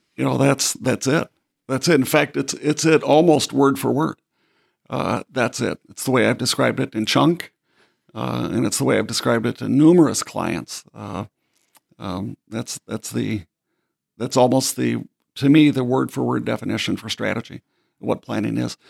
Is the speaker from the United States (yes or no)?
yes; Baxter, Minnesota, United States; I'm from Minnesota, as you know. So coming from, from Baxter, Minnesota, which is pretty much the, a dot at the very center of the state of Minnesota